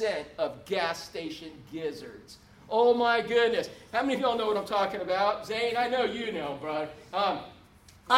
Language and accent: English; Orlando, Florida, United States; growing up in Orlando